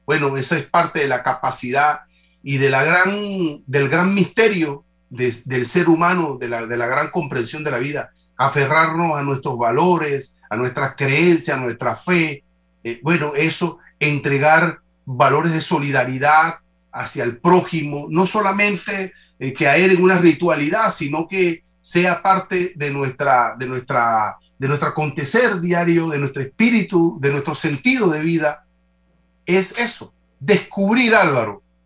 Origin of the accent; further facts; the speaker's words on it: Panama; como panameños